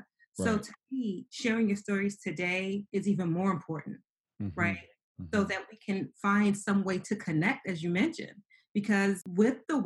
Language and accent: English; New York City, New York, United States; growing up in New York City, being very poor, homeless by the age of 15